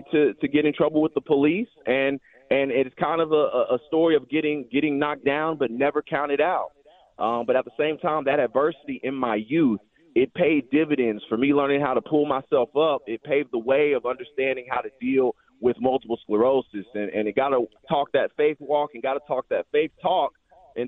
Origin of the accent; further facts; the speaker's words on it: West Lake Hills, Texas, United States; growing up in Westlake, you know, being one of the first few black families that were ever in Eames ISD